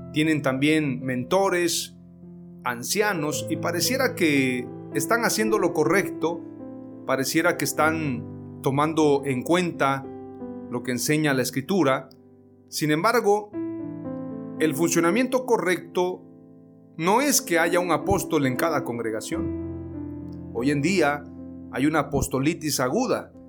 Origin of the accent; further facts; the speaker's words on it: Mexico; yo crecí en una iglesia pentecostal, la más antigua en México